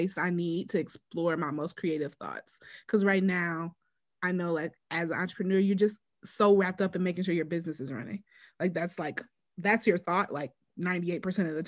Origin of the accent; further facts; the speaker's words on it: Wisconsin, United States; I am from Wisconsin